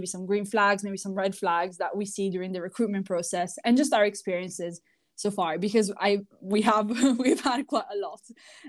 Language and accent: English; Italy; moved away; also born or lived in United Kingdom; I am actually from Italy, but I lived in the UK for quite a few years.